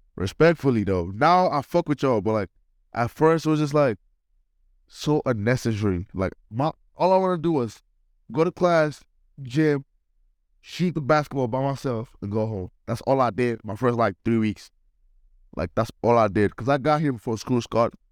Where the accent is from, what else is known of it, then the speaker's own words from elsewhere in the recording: Nigeria; moved away; also born or lived in United Kingdom; I'm a Nigerian